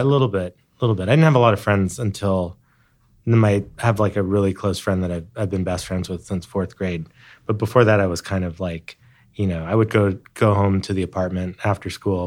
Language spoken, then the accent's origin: English; Hawaii, United States; born or raised there; moved away